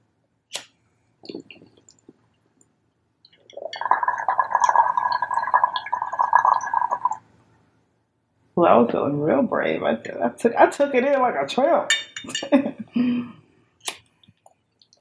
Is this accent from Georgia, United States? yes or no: yes; Atlanta, Georgia, United States; also born or lived in Mississippi / New York; now in Los Angeles, United States; I moved to LA from New York, but I'm actually from Atlanta. But I was born in Mississippi